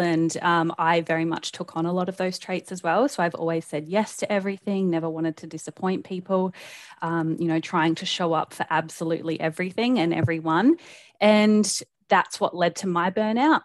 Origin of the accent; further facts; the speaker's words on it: South Australia, Australia; moved away as an adult; now in Brisbane, Australia; I live in Brisbane, in Australia. Um, I'm originally from South Australia, but I moved up here about oh, five years ago